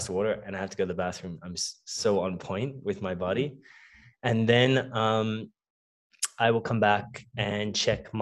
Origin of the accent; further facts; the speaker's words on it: Melbourne, Victoria, Australia; I was born and raised in Melbourne, Australia. Both of my parents come from Cape Town, South Africa